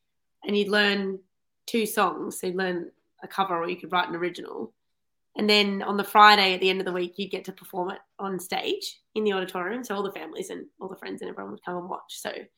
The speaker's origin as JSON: {"language": "English", "region": "Tasmania", "country": "Australia", "said": "I'm from Tassie."}